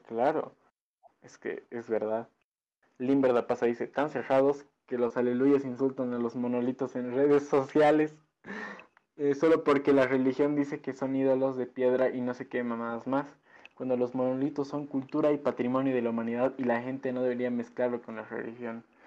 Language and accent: Spanish; Bolivia; nosotros en Bolivia